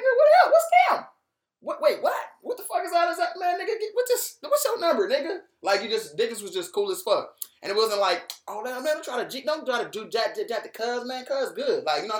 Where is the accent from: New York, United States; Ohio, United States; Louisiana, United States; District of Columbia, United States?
Ohio, United States; Cleveland; I'm from Cleveland.